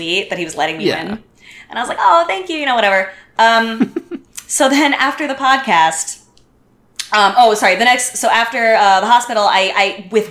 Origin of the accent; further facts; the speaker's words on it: United States; moved away as an adult; now in Montreal, Canada; Everyone knows I'm American